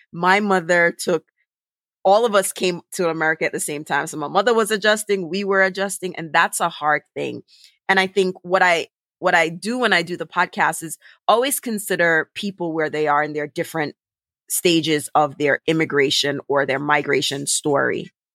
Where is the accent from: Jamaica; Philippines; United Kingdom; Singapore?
Jamaica; now in Brooklyn, United States; i'm an immigrant i'm jamaican i live in brooklyn but i'm caribbean